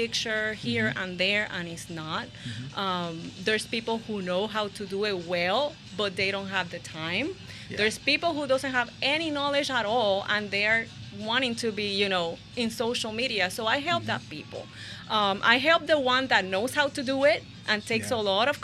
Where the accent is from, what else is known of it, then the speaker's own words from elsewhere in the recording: Puerto Rico; moved away as an adult; also born or lived in Ocala, Florida / Windermere, Florida; now in Port St. Lucie, United States; originally I'm from Puerto Rico, and I moved to Florida when I was 26